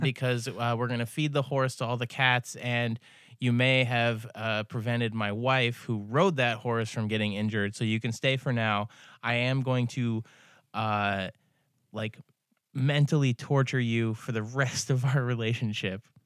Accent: Ithaca, New York, United States; now in Seattle, United States; I'm from Ithaca

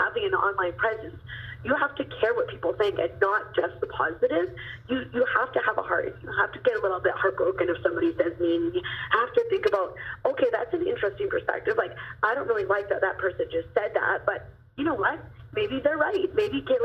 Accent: Kelowna, British Columbia, Canada; in Kelowna, British Columbia, which is really cool because that's my hometown

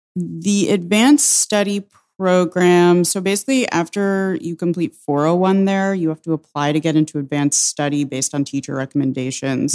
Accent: Suffern, New York, United States; also born or lived in Saratoga Springs, New York; I'm from Suffern, New York. It's, uh, in Rockland County

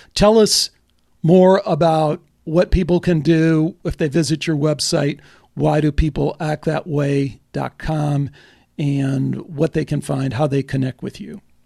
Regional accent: Chicago, Illinois, United States; moved away; also born or lived in Dallas; I grew up in Chicago

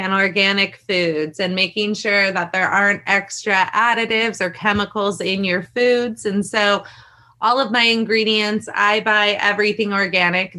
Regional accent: San Francisco Bay Area, California, United States; moved away as an adult; now in Hawaii, United States; I grew up in the San Francisco Bay Area

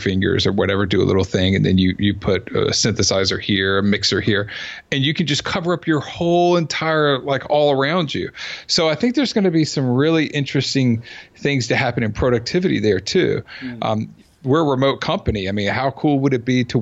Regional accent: Georgia, United States; also born or lived in Southern California / Sarasota, Florida; now in Silicon Valley, United States; I'm from Georgia

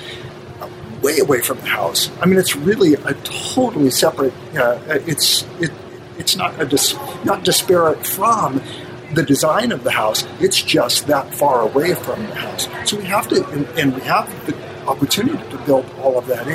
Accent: Los Angeles, California, United States; I'm third generation Angelino

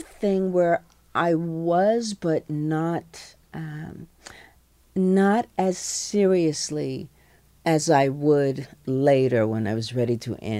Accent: New York, United States; I'm a New Yorker

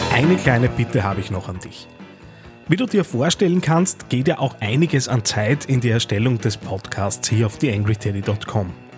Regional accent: Linz, Upper Austria, Austria; als Linzer

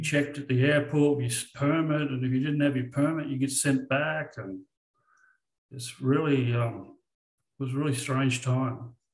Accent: Australia; I'm Australian.

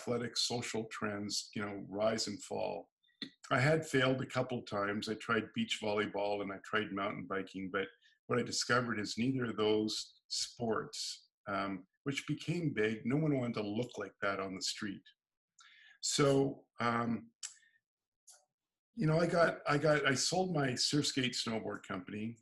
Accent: San Diego, California, United States; now in Canada; I was originally from California, San Diego, and living in Canada

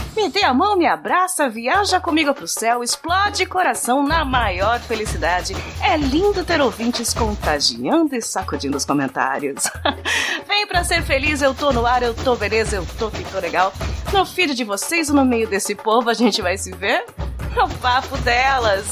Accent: interior of São Paulo, Brazil; aqui na cidade onde eu nasci, no interior, a gente tinha bailinho de clube

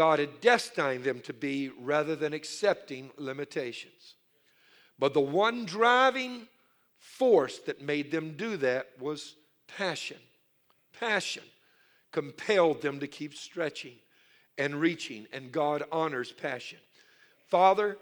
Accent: Louisiana, United States; I'm from Louisiana. I'm Cajun. My mother, all her family were Cajun

